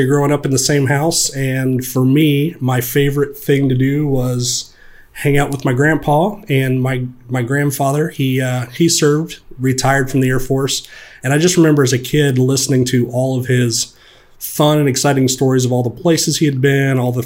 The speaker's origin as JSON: {"language": "English", "region": "Indiana", "country": "United States", "tie": "born or raised there", "said": "growing up in Indiana"}